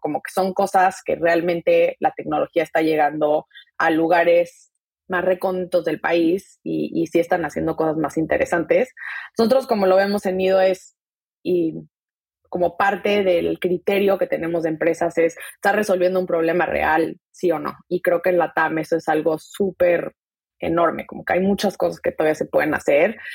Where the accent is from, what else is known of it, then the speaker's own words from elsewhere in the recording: Mexico City, Mexico; moved away as an adult; also born or lived in Silicon Valley, United States; yo nací crecí en la Ciudad de México, me vine a Estados Unidos hace 10 años a hacer la carrera